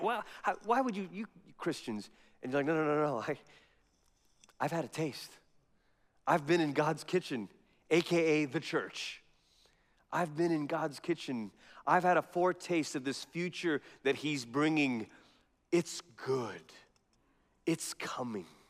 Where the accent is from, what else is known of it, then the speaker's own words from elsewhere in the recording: Malaysia; now in Colorado Springs, United States; growing up in Malaysia